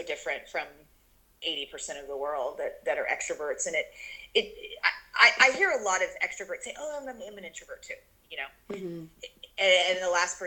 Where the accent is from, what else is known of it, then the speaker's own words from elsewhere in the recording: Kentucky, United States; I grew up in Kentucky, grew up eating every animal on planet Earth. I mean, it was the South